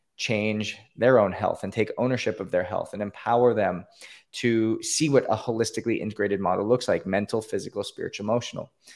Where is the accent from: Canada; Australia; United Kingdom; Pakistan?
Canada; now in Florida, United States; I grew up in Canada, born and raised in Canada.